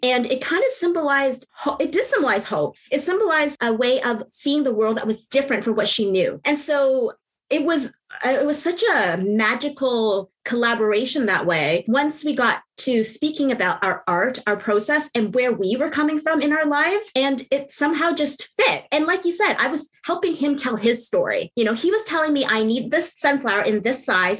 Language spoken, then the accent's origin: English; Canada; I'm not American, I'm Canadian